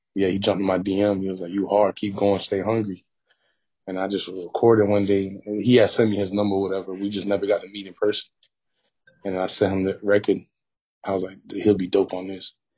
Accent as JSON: {"language": "English", "town": "North Miami", "region": "Florida", "country": "United States", "tie": "born or raised there", "said": "growing up in North Miami"}